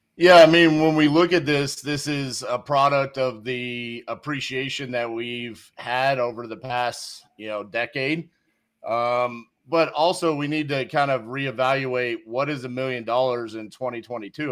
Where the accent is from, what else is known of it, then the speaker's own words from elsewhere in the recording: Fort Worth, Texas, United States; a country club in my hometown, East Fort Worth